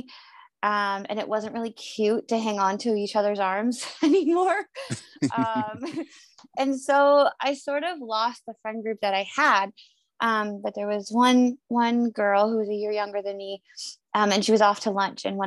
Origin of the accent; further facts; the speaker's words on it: Northern Ontario, Canada; I grew up in Northern Ontario, which is a province of Canada